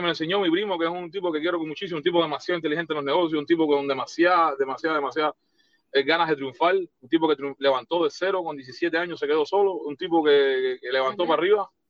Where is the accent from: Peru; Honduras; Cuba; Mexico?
Cuba; moved away; Eso me pasó cuando vine de Cuba.